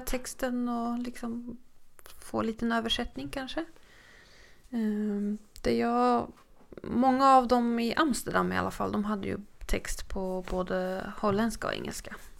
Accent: Sweden; vi var från Sverige

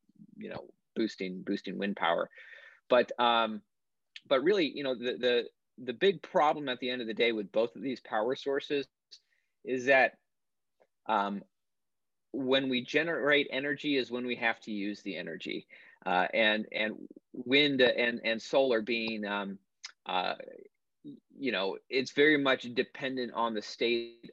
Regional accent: Maine, United States; moved away; moved to my back to my home state of Maine, where my family's been for generations

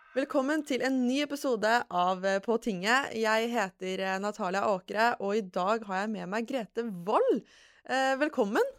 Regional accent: Lørenskog, Akershus, Norway; Jeg er jo fra Lørenskog, eh, egentlig

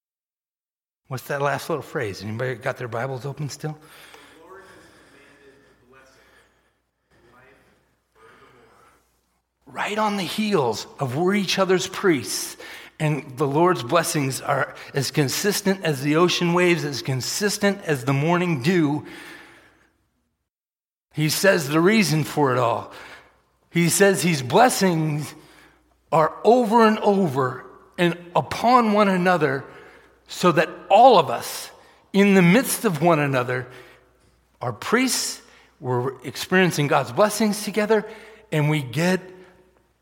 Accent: Massachusetts, United States; moved away; I grew up in Massachusetts.

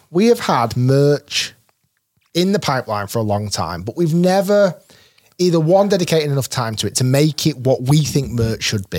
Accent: Manchester, North West England, United Kingdom; I was born in Manchester

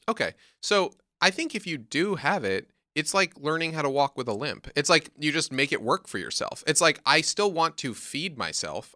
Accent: New York, United States; I'm from New York

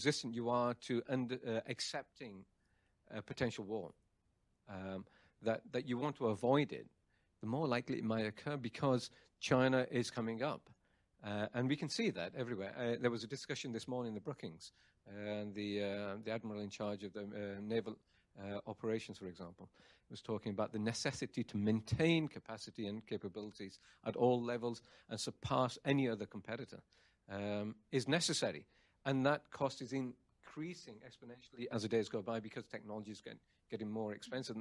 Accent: England, United Kingdom; moved away; I'm from England

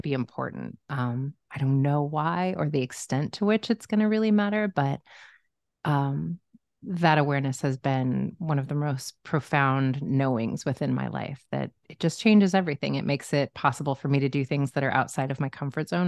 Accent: Omaha, Nebraska, United States; now in Los Angeles, United States; I grew up in Omaha, Nebraska

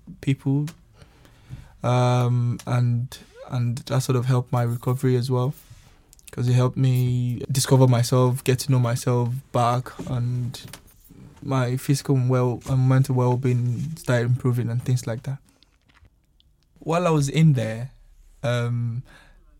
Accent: Nigeria; now in United Kingdom; I'm from Nigeria, and I've been in the UK for a while now.

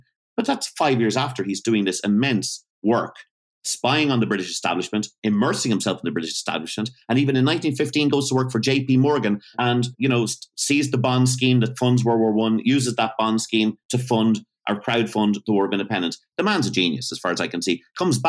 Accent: Greystones, Leinster, Ireland; Yeah, exactly. I grew up in Greystones for 5 years.

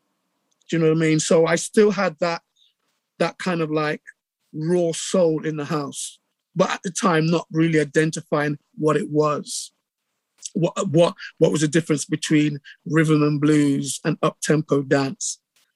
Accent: England, United Kingdom; accent: English; moved away; Because I still, when I saw him at that time, I still had my English accent.

